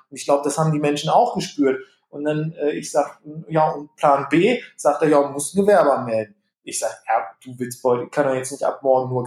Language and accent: German; Gütersloh, North Rhine-Westphalia, Germany; ich komme gebürtig hier aus, aus Gütersloh, Iselhorst, ich bin so ein Landei.